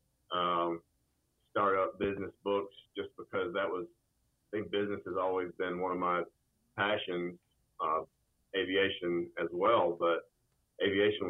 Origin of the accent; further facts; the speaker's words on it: North Georgia, United States; moved away as an adult; also born or lived in Auburn, Alabama; So I grew up in a small blue-collar town in North Georgia